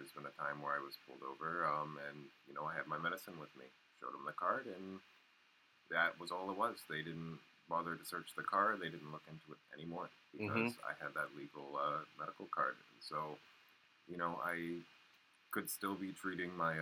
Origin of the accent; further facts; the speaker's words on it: Northeast Kingdom, Vermont, United States; I'm up in the Northeast Kingdom. I've lived here pretty much my whole life